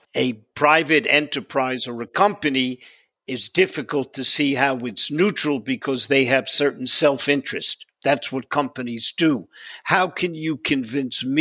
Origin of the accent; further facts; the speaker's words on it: New York City, New York, United States; moved away; I'm from the Bronx